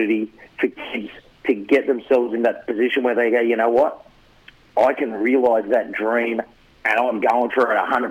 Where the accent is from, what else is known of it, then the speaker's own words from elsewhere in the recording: Campbelltown, New South Wales, Australia; now in Brisbane, Australia; I grew up in Campbelltown